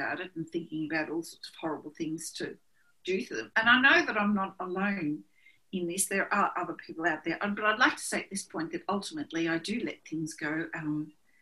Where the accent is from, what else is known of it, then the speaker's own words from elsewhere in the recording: Australia; being Australian and being born and raised in a small country town